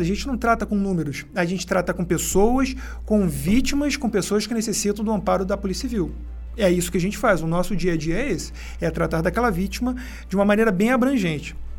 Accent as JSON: {"language": "Portuguese", "region": "Rio de Janeiro", "country": "Brazil", "tie": "born or raised there", "also_born_or_lived": "São Paulo state", "moved": "as an adult", "lives_now": "São Paulo, Brazil", "said": "falando também da minha terra natal, né, do Rio de Janeiro, é que eu sou carioca"}